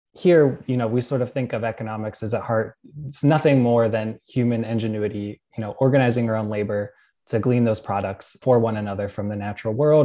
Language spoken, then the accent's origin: English; Pittsburgh, Pennsylvania, United States; moved away; I grew up around Pittsburgh, Pennsylvania